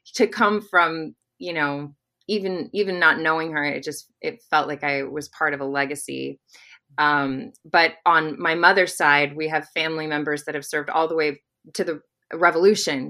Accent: Arkansas, United States; we're both from Arkansas

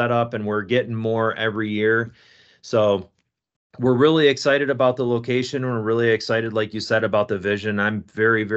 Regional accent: East Coast, United States; moved away as an adult; now in Grand Haven, United States; I grew up on the East Coast, and my wife drug me out to the West Coast

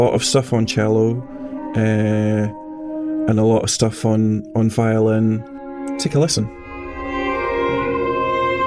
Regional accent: Scotland, United Kingdom; I'm a composer from Scotland

